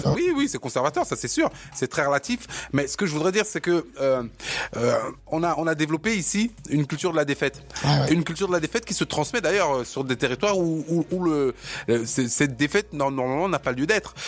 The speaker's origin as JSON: {"language": "French", "country": "Cameroon", "moved": "yes", "said": "je suis camerounais"}